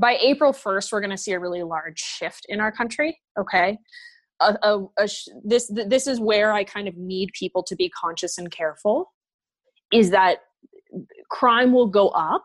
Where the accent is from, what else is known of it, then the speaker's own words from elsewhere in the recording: United States; I as an American